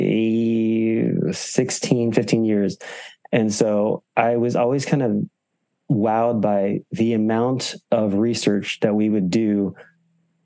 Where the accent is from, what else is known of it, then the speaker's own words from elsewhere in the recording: California, United States; also born or lived in Boston; I'm from California.